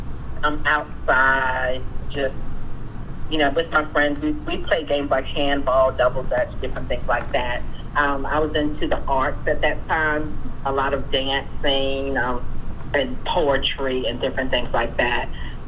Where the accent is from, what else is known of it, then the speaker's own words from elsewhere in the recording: New York, United States; also born or lived in Pitt County, North Carolina; now in Greenville, United States; And so when we were about, when I was about 15 months old or 18 months, something like that, my parents moved to New York